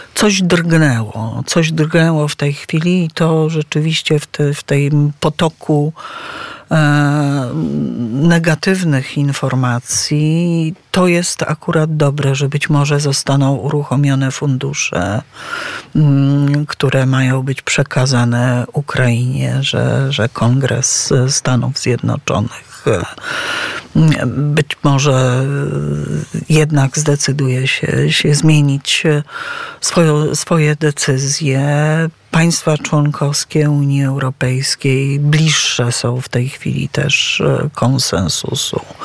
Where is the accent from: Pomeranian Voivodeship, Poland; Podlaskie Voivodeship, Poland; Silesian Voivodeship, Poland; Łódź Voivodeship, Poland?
Pomeranian Voivodeship, Poland; Tricity; Też jestem z Trójmiasta